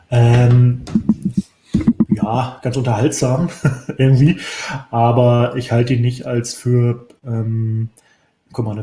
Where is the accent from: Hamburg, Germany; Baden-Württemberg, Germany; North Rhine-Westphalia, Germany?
Hamburg, Germany; weil als Hamburger kenne ich den ja noch ganz gut als Bürgermeister